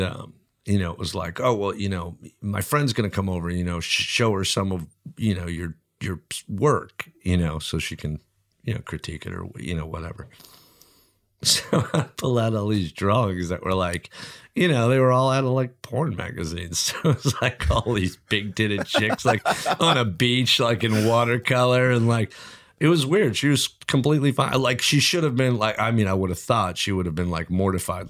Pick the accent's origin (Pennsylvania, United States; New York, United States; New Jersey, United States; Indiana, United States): New Jersey, United States; moved away; also born or lived in Oakland; I grew up in New Jersey